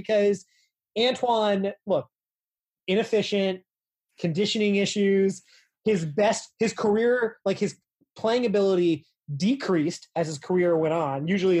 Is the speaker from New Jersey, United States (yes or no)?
yes; New Jersey, United States; also born or lived in Lowell, Massachusetts; I lived there till I was about three, but I mostly grew up in New Jersey.